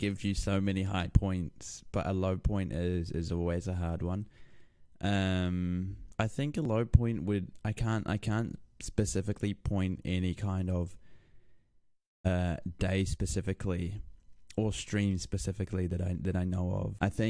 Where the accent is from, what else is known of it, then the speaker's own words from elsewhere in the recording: Lower Hutt, Wellington, New Zealand; born there; so I was born in Lower Hutt, Wellington, which is in New Zealand.